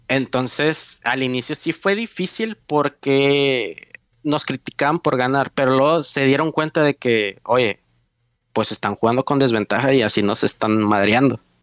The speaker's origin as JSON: {"language": "Spanish", "country": "Mexico", "said": "los mexicanos somos monos"}